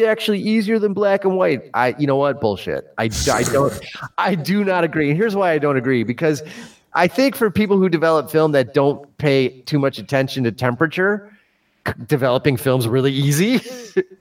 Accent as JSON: {"language": "English", "town": "Chicago", "region": "Illinois", "country": "United States", "said": "I'm from Chicago and we talk Chicago."}